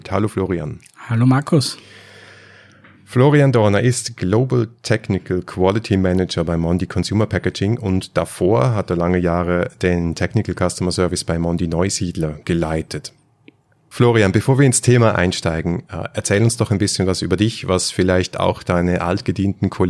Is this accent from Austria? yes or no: no; Switzerland; Und als Schweizer muss ich da jetzt einfach mal sagen, wer hat es erfunden?